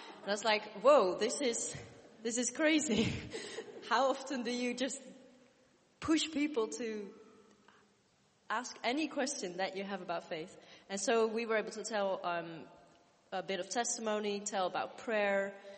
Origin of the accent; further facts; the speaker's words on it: Netherlands; now in United Kingdom; I come from the Netherlands